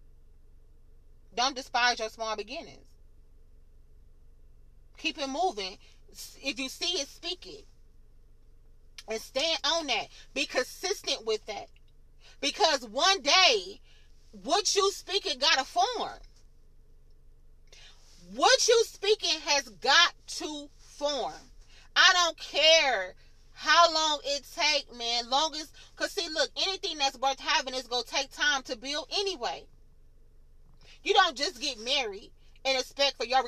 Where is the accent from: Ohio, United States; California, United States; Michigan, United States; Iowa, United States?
Michigan, United States; moved away; I'm from Michigan